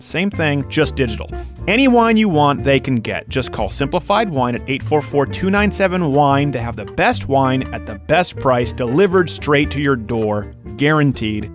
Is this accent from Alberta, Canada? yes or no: no; Quebec, Canada; moved away; also born or lived in Michigan; where I was raised in Quebec